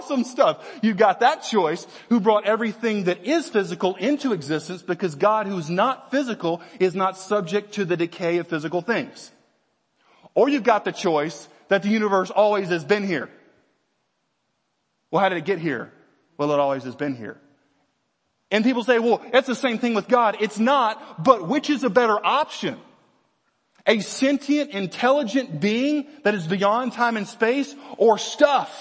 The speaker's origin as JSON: {"language": "English", "region": "Virginia", "country": "United States", "said": "we're from Virginia"}